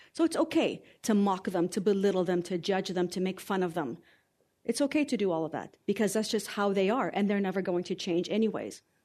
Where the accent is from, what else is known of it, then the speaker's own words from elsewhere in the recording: Canada; also born or lived in Lebanon; I was raised here in Canada.